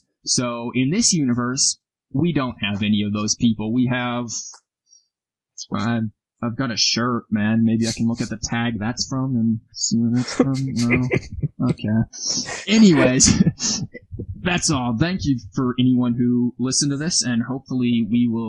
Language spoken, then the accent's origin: English; United States; we're American